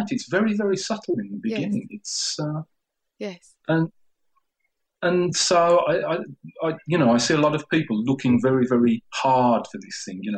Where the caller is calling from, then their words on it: Spain; I'm calling from Spain. Can you hear me okay?